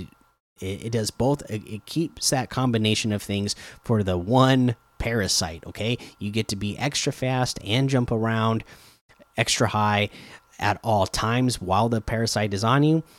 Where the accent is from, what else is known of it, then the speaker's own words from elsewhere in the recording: Oregon coast, United States; I grew up in Oregon on the coast